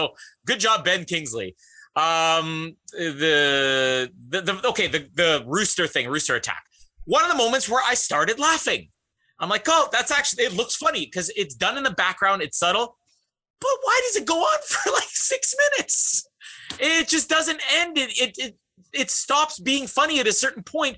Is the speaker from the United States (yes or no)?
no; Canada; As a Canadian